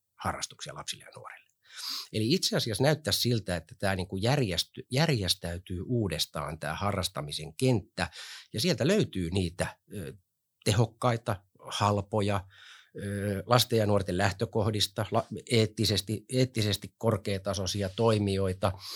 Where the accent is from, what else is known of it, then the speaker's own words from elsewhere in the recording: Helsinki, Uusimaa, Finland; Mä oon Kontulasta lähtöisin, viettänyt seitsemänkymmentä- ja kahdeksankymmentäluvut Kontulassa.